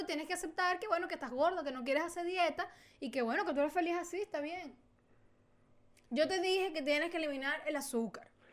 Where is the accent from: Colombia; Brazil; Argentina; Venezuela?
Venezuela; now in Chile; somos los venezolanos